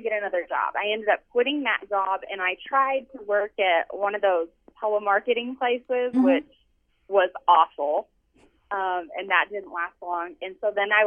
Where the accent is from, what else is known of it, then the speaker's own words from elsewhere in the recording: Amarillo, Texas, United States; I grew up in Amarillo, Texas, and I had an alcoholic father